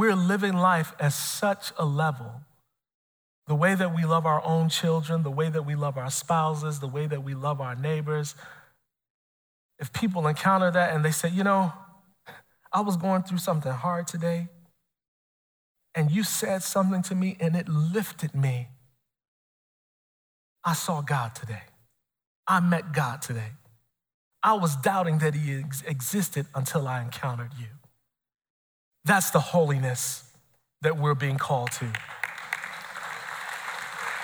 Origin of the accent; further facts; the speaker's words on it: Chicago, Illinois, United States; I'm born and raised in Chicago